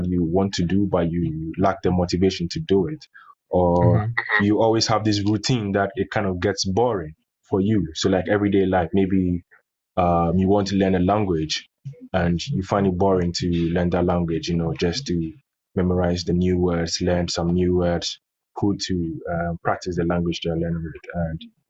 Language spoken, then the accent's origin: English; Accra, Greater Accra, Ghana; I'm from Accra, Ghana, and I've lived here all my life